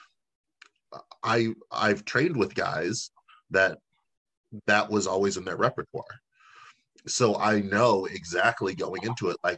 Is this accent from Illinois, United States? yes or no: yes; Chicago, Illinois, United States; as a Chicagoan